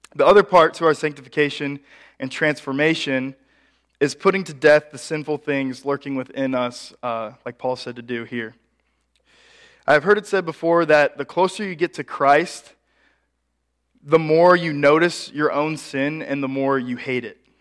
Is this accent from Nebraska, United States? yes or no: yes; Ashland, Nebraska, United States; my hometown of Ashland, Nebraska